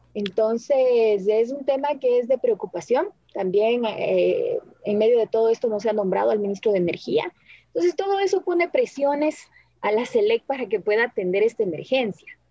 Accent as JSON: {"language": "Spanish", "country": "Ecuador", "said": "somos los ecuatorianos"}